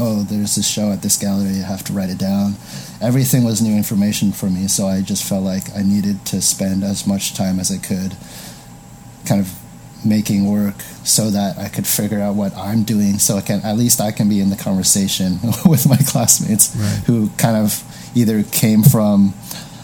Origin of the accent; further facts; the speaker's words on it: East Bay, San Francisco Bay Area, California, United States; moved away as an adult; also born or lived in Dublin, California / Pleasanton, California / Chicago; now in Los Angeles, United States; I grew up in the Bay Area